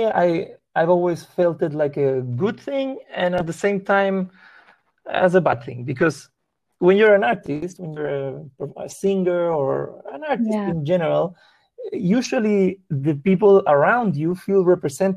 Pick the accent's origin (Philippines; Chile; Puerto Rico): Chile; first language Spanish; English is a second language; also born or lived in Peru; now in Los Angeles, United States; I grew up in Chile